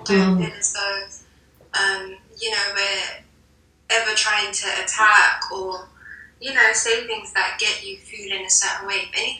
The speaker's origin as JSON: {"language": "English", "region": "London", "country": "United Kingdom", "tie": "born or raised there", "said": "I was born and raised in London, so I identify with being British. So I'm British Mauritian. My parents came here when they were super young."}